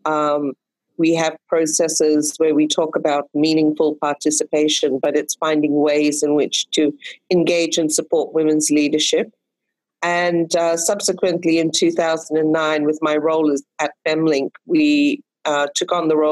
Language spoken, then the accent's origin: English; Fiji; a series of crises and military coups that I've experienced in my home country of Fiji. And 1987, I was 21 years old when we faced our first military coup.